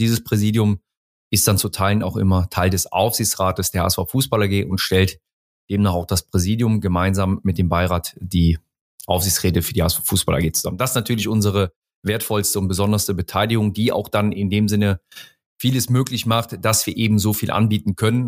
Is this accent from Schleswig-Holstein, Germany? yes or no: no; Mönchengladbach, North Rhine-Westphalia, Germany; moved away; also born or lived in Hamburg; ursprünglich komme ich aus dem Rheinland, aus Mönchengladbach, bin dort auch geboren